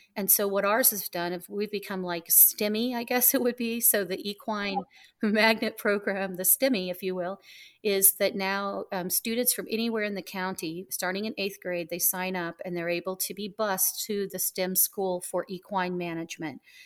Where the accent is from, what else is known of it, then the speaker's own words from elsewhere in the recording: Southwest Missouri, United States; also born or lived in Miami; now in Ocala, United States; I was from Southwest Missouri